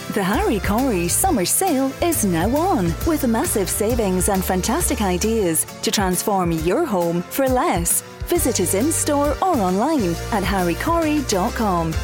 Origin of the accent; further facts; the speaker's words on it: London, United Kingdom; I was born in London